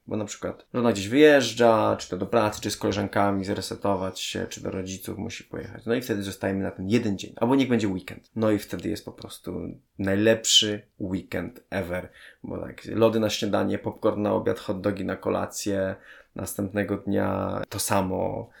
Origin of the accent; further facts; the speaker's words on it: Częstochowa, Silesian Voivodeship, Poland; moved away; Ja pochodzę z Częstochowy